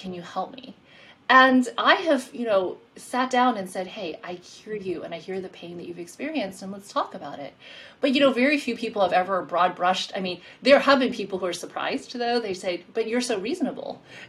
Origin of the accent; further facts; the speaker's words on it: Queens, New York, United States; And in my mind, I would think New York, because I'm from New York. I grew up in Queens.